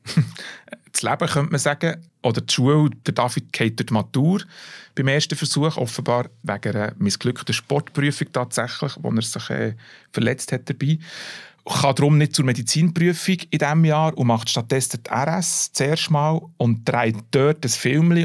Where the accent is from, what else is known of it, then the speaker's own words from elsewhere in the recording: Bern, Switzerland; als Berner